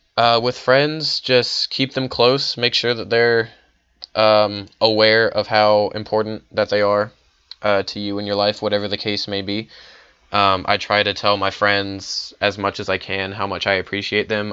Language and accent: English; Richmond, Virginia, United States; moved away as an adult; I'm from Richmond, Virginia